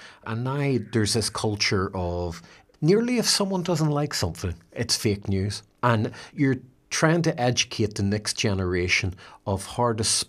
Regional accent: Belfast, Northern Ireland, United Kingdom; when I was growing up in Belfast

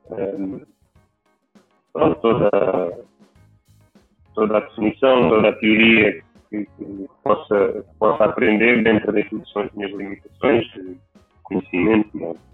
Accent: Algarve, Portugal; moved away as an adult; also born or lived in Lisbon, Portugal; tenho 36 anos, uh, sou gravio, sou da Alfeira

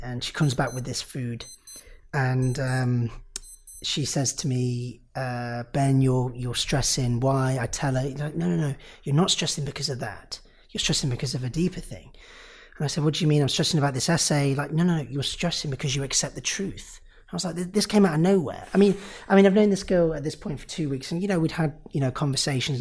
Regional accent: Nottingham, East Midlands, United Kingdom; I'm from Nottingham

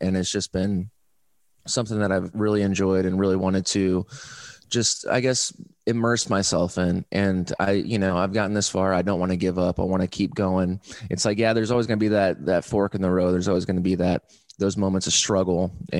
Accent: Fort Wayne, Indiana, United States; moved away as an adult; now in Austin, United States; I'm from Fort Wayne

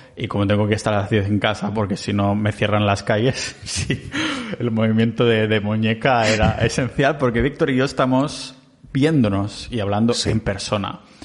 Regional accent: Catalonia, Spain; soy muy catalán

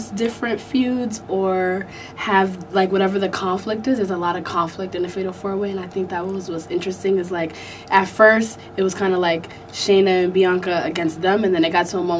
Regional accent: New York City, New York, United States; I'm from the Bronx

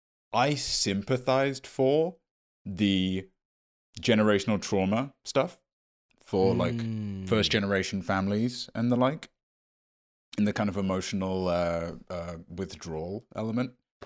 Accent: Midwest, United States; Dude, feels like a personal attack that you'd assume I'd go to Forest School because I'm from the Midwest.

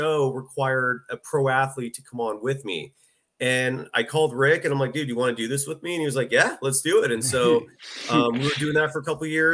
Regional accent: Bay Area, California, United States; I'm born and raised in the Bay Area

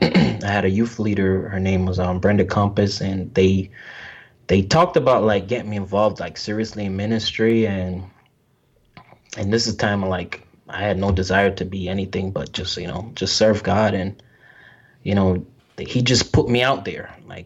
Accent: New York, United States; growing up in New York as a black male, I'm telling you, it's not easy.

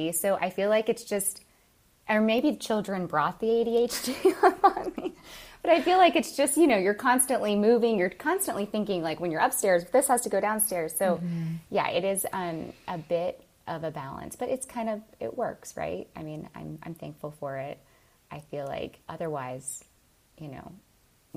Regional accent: Bradenton, Florida, United States; now in Palmetto, United States; I live currently in Palmetto, Florida, about 15 minutes from where I grew up in Bradenton, Florida.

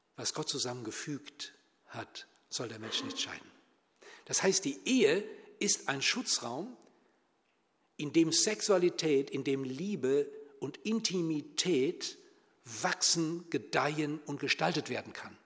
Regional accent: Germany; bei uns in Deutschland

